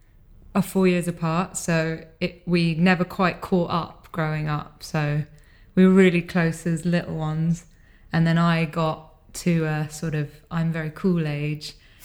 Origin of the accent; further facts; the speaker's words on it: London, United Kingdom; We grew up in London